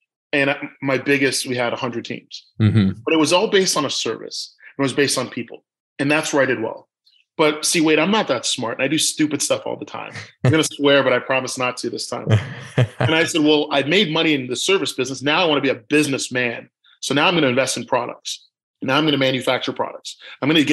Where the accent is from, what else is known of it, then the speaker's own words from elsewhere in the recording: Toronto, Ontario, Canada; I'm born and raised in Toronto, Canada